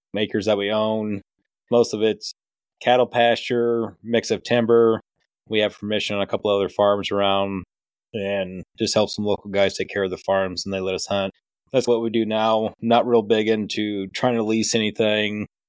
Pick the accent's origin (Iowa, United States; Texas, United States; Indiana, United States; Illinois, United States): Iowa, United States; Decatur County, South Central; Born and raised in Decatur County, South Central Iowa, Big Buck Central